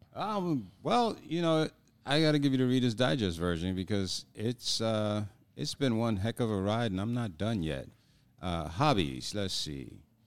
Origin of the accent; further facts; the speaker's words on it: New York, United States; moved away; being a New Yorker